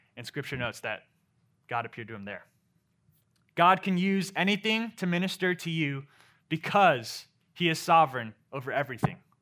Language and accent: English; Maryland, United States; moved away as an adult; now in Memphis, United States; I come from Maryland